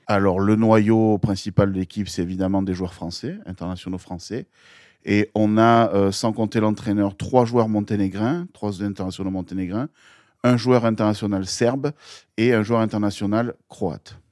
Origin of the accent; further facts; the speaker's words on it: Marseille, Provence-Alpes-Côte d'Azur, France; also born or lived in Gap; quand je suis arrivé à Marseille en 91